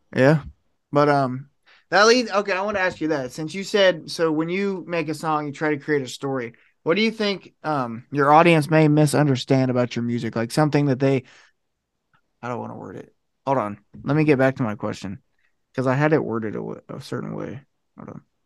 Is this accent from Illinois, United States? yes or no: no; Ohio, United States; I'm from Ohio